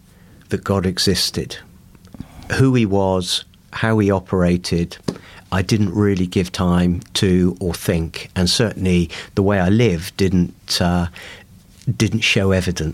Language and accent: English; Bournemouth, South West England, United Kingdom; also born or lived in Liverpool; I was born in Bournemouth in the 50s, late 50s, and really brought up.